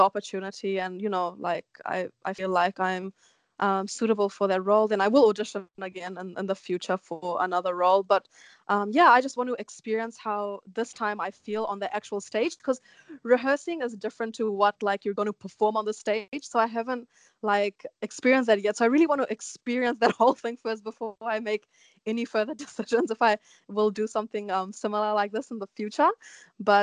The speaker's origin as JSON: {"language": "English", "country": "New Zealand", "tie": "born or raised there", "accent": "Kiwi", "said": "I am a New Zealand born Indian. I can speak Hindi, but it still has a Kiwi accent like behind it"}